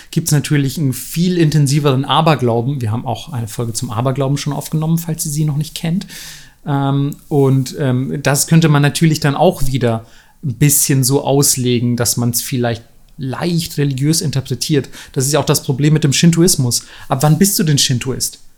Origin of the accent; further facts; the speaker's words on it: Southern Germany, Germany; gerade da, wo ich herkomme, so aus Süddeutschland, wo du wirklich merkst, so gefühlt würde sich jeder als Christ betiteln und geht wahrscheinlich sogar ein paar Mal in die Kirche im Jahr und so.